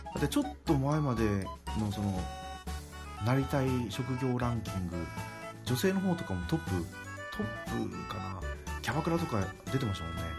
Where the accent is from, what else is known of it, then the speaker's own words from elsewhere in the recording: Nagasaki, Japan; 私は長崎で